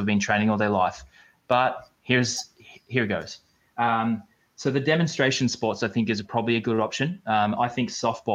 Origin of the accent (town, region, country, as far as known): Australia; moved away